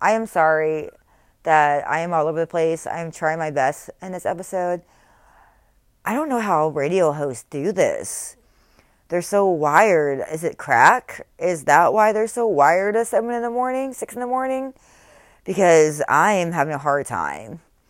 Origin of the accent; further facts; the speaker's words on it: Texas, United States; born there; I was born in Texas. I'm a firecracker.